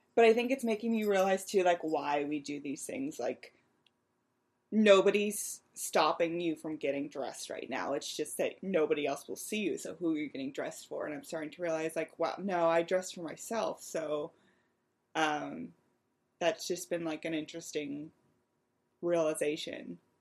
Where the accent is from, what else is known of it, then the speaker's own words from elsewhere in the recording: Western Pennsylvania, United States; I grew up in Western Pennsylvania, which may not technically be considered the Midwest, but I lived right on the state line and I could see Ohio from my house